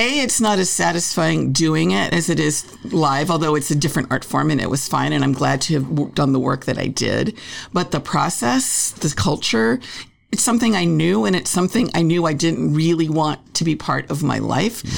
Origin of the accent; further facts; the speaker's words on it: Los Angeles, California, United States; I grew up in L.A., a show business family